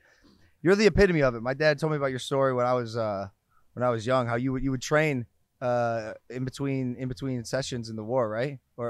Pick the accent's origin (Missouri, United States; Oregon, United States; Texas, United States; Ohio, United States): Ohio, United States; I'm from Ohio.